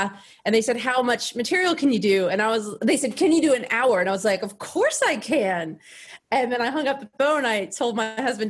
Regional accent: Texas, United States; moved away as an adult; now in Los Angeles, United States; I'm from Texas

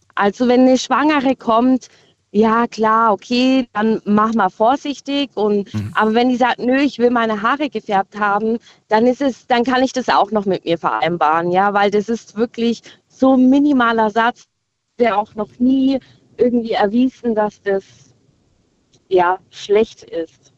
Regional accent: Winterlingen, Baden-Württemberg, Germany; ich komme aus Winterling

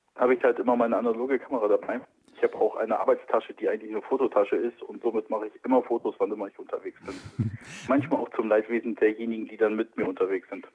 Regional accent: Wilhelmshaven, Lower Saxony, Germany; also born or lived in Kiel; now in Berlin, Germany; ich komme nicht aus Hamburg, ich bin in Wilhelmshaven aufgewachsen.

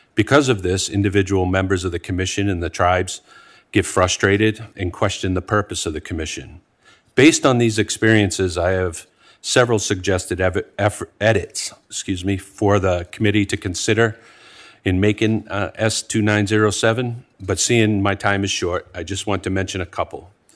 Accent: Penobscot Indian Nation, Maine, United States; I'm from the Penobscot Indian Nation in the state of Maine.

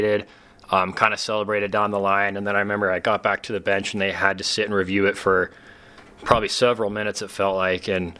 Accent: Maverik Center area, Utah, United States; my hometown team

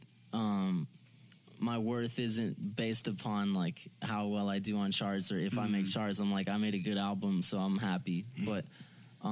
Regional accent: Allen, Texas, United States; also born or lived in Plano, Texas / Dallas area; now in Frisco, United States; I live in Frisco. I was born in Plano. I grew up in Allen. I just say Dallas.

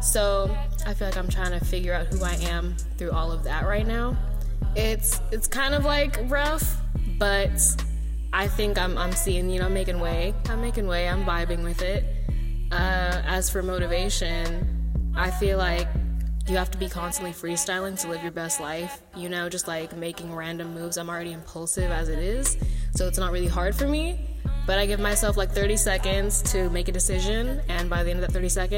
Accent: San Leandro, California, United States; I'm from San Leandro, California.

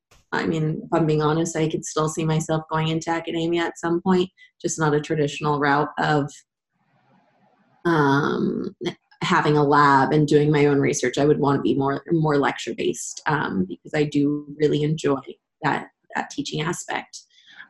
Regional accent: San Diego, California, United States; I was born and raised in San Diego

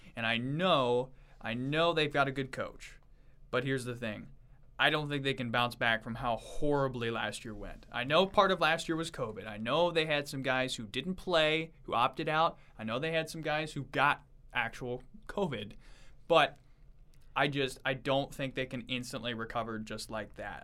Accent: Nebraska, United States; my experience growing up in Nebraska

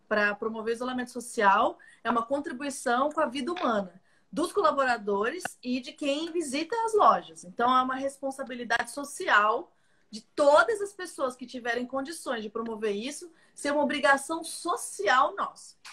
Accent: Brazil; nós brasileiros

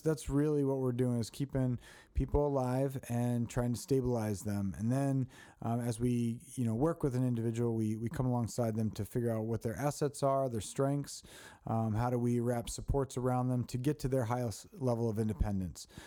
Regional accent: Baltimore, Maryland, United States; moved away; I grew up in Baltimore

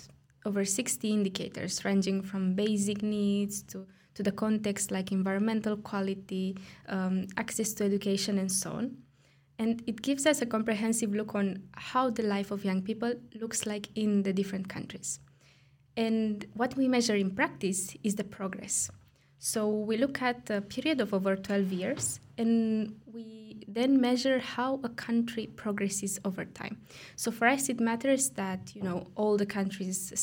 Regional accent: Romania; moved away as an adult; now in Brussels, Belgium; I come from Romania

